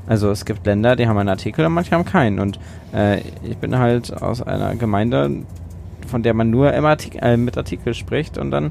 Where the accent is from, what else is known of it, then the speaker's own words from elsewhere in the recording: Wedemark, Lower Saxony, Germany; ich bin nur damit aufgewachsen, dass es heißt, ich komme aus der Wedemark, weil die Wedemark die Landschaft im Norden Hannovers bezeichnet.